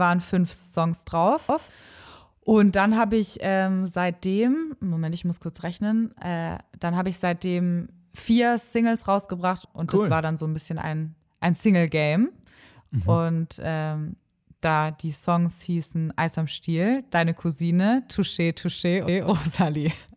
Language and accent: German; Stuttgart, Baden-Württemberg, Germany; now in Osnabrück, Germany; ganz ursprünglich komme ich aus Stuttgart.